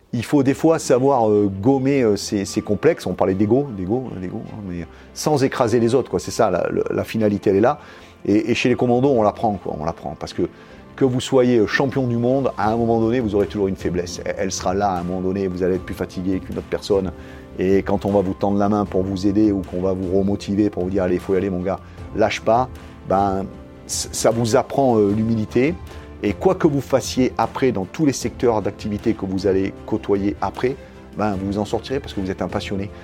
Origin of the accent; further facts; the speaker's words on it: south of France, France; je suis originaire du sud de la France